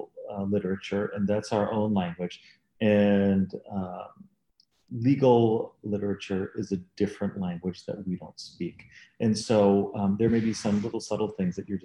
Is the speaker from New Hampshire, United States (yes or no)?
no; Dallas, Texas, United States; moved away as an adult; now in Chicago, United States; I'm not from Chicago, I'm from Dallas, Texas